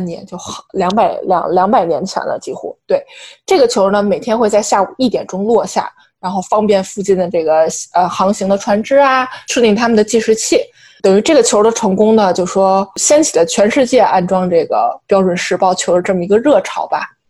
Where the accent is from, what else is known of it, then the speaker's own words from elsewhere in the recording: China; now in New York, United States; 我们作为中国人嘛，以及我们作为在纽约生活的外来人口